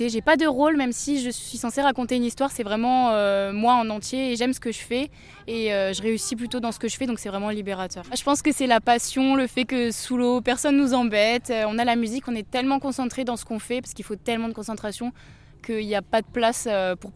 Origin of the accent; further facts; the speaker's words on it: Strasbourg, Grand Est, France; encore plus heureuse que ça ait pu se passer euh, chez nous à Strasbourg avec le public euh, toute la famille, tous les amis